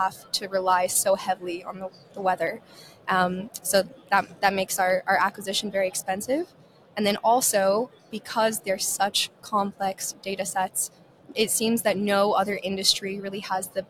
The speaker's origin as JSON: {"language": "English", "town": "Reno", "region": "Nevada", "country": "United States", "also_born_or_lived": "Ireland", "said": "I'm originally from Reno, Nevada"}